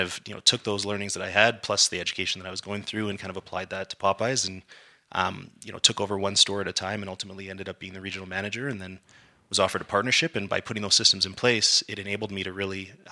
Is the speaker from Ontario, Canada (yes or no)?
no; Calgary, Alberta, Canada; growing up in Calgary